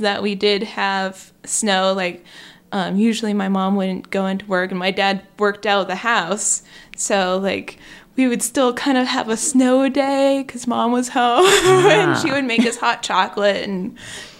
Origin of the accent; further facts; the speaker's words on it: Athens, Georgia, United States; moved away as an adult; now in Indiana, United States; born and raised in Georgia